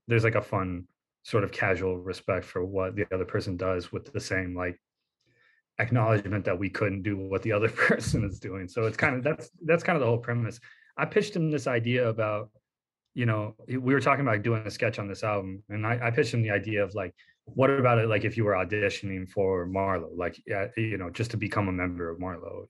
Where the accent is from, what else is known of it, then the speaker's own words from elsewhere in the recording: North Carolina, United States; I grew up in North Carolina